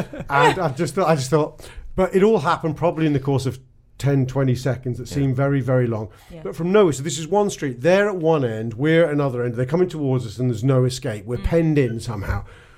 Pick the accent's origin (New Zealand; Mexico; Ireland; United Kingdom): United Kingdom; London; I still was growing up in London then